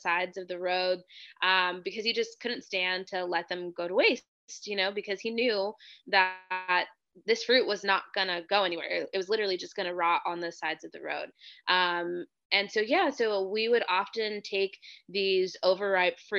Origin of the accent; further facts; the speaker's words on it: Hanford, California, United States; I grew up in Central California in a town called Hanford.